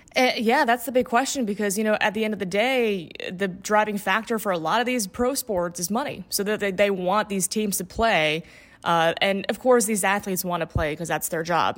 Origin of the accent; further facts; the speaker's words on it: Indiana, United States; moved away; also born or lived in Gainesville, Florida / Upper Peninsula, Michigan; I'm from Indiana originally.